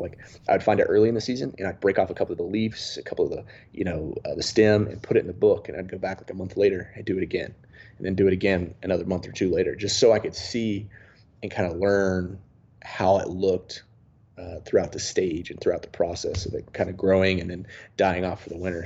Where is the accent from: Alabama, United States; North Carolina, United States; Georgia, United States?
North Carolina, United States; about 40 minutes outside Mount Airy, rural; growing up in a really rural part of North Carolina